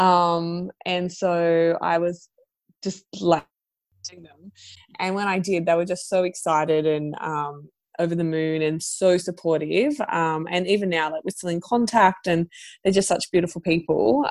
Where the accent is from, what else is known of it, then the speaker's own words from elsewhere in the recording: Central Coast, New South Wales, Australia; now in Sydney, Australia; I grew up on the Central Coast and I moved to Sydney